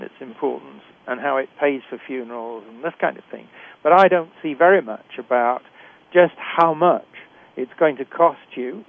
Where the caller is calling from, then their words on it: Canada; obviously I'm speaking from Canada